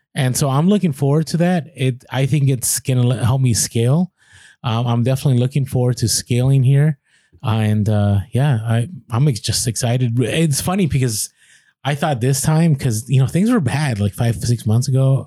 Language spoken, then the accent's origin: English; United States; a lot of us in America, we're very American-centric